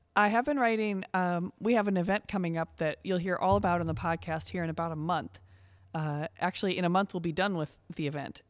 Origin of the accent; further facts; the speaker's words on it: Coralville, Iowa, United States; my hometown of Coraville